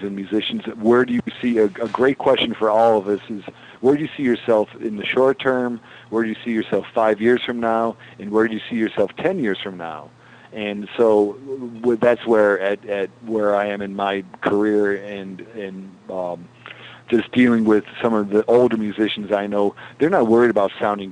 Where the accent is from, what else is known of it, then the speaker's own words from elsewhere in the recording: Western New York, United States; having come or been born and raised in Western New York